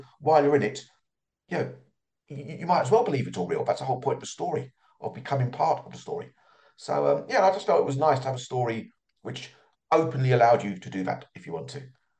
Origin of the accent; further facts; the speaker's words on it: Ireland; accent: London twang; also born or lived in London, United Kingdom; I was born in London. I lived there till I was 6 years of age. Since then, I've lived in Ireland, but I never lost my original twang.